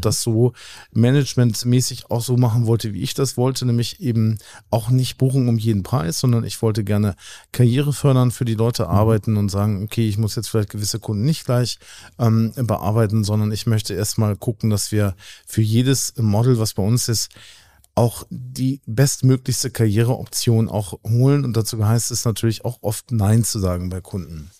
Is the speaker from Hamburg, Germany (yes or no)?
yes; Hamburg, Germany; also born or lived in New York; ich bin Hamburger Jung, so hier aufgewachsen